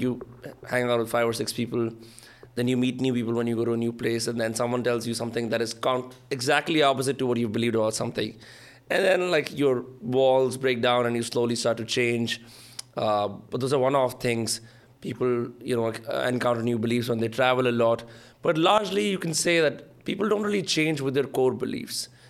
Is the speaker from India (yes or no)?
yes; India